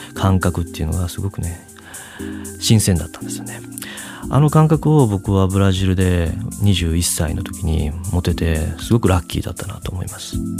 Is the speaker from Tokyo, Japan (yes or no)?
no; Osaka, Japan; 僕は大阪出身で